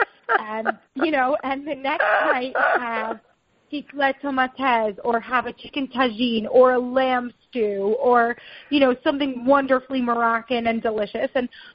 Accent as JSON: {"language": "English", "area": "Long Island", "region": "New York", "country": "United States", "tie": "born or raised there", "moved": "as an adult", "lives_now": "Israel", "said": "Yeah, I was born in New York. I grew up in Long Island."}